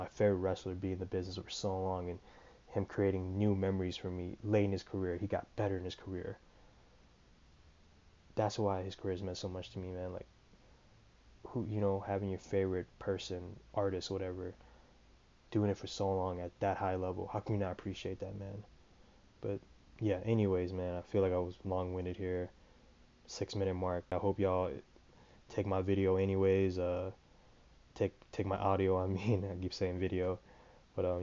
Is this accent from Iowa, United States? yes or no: yes; Des Moines, Iowa, United States; I'm from Des Moines, Iowa